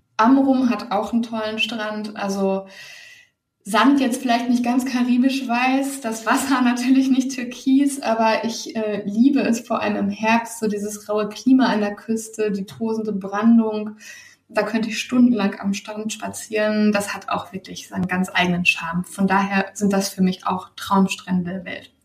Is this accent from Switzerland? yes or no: no; Germany